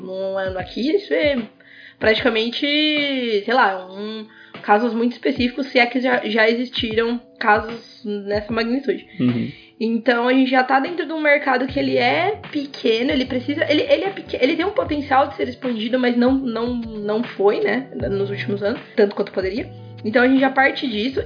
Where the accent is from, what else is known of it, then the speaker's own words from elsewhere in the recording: interior of São Paulo, Brazil; Eu sou do interior de São Paulo